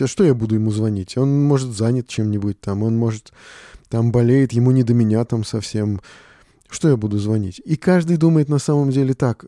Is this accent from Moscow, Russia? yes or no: yes; Moscow, Russia; Мы москвичи